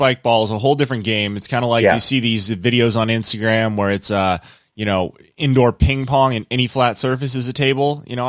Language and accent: English; Southern California, United States; as someone who grew up and was born and raised in SoCal